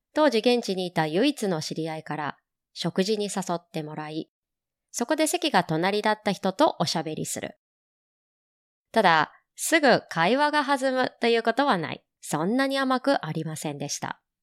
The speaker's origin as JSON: {"language": "Japanese", "country": "Japan", "tie": "born or raised there", "moved": "as an adult", "lives_now": "Hong Kong", "said": "一方の私は、日本生まれの日本育ち。"}